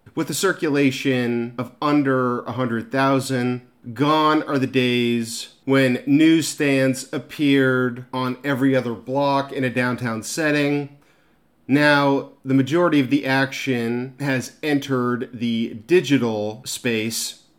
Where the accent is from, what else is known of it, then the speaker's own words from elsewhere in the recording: Orange County, California, United States; the Orange County Register, my hometown paper